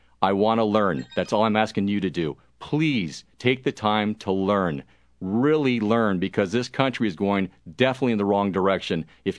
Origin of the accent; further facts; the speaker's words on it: United States; Because I'm an American first.